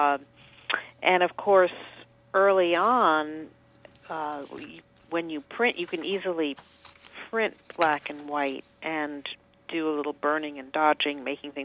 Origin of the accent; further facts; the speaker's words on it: New York City, New York, United States; I grew up in New York City and live here now